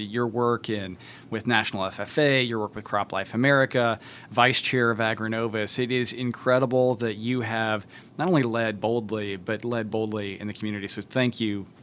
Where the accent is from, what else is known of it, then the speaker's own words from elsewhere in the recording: Tipton County, Indiana, United States; I grew up in Tipton County, Indiana